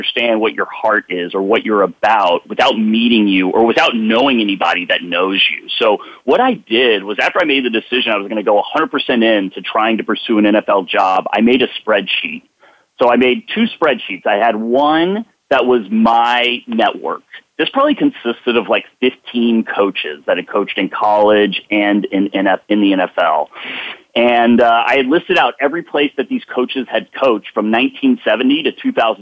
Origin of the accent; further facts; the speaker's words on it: Dallas, Texas, United States; I'm from Dallas. I grew up 5 minutes from SMU